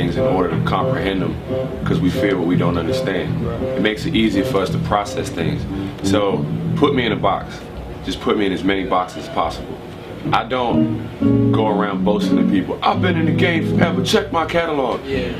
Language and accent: English; Prince George's County, Maryland, United States; where myself, I'm from Prince George's County, Maryland, which is the wealthiest concentration of the wealthiest African Americans in the United States. It's a rich black suburb.